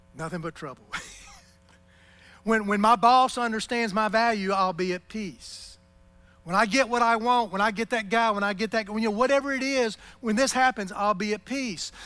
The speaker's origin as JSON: {"language": "English", "country": "United States", "said": "as an American in this culture"}